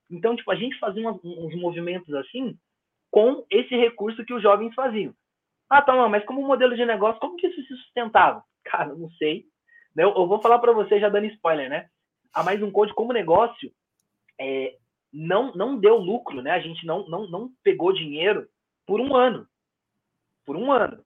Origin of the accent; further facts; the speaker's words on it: São Paulo, Brazil; nas nossas quebradas, no Jardim Brasil, onde eu cresci